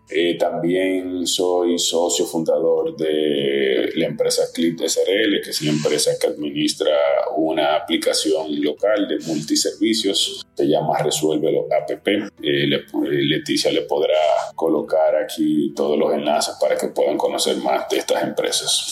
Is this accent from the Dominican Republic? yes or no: yes; Dominican Republic; soy dominicano